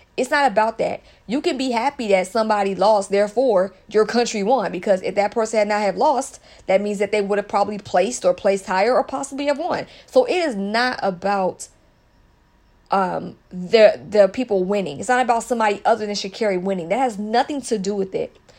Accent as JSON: {"language": "English", "country": "United States", "tie": "born or raised there", "said": "culturally, I was raised in the States"}